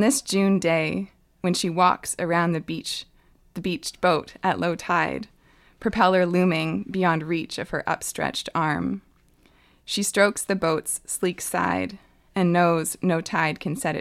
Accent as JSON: {"language": "English", "town": "Ottawa", "region": "Ontario", "country": "Canada", "tie": "born or raised there", "moved": "yes", "lives_now": "Hazelton, Canada", "said": "I grew up mostly in Ottawa, in Ontario."}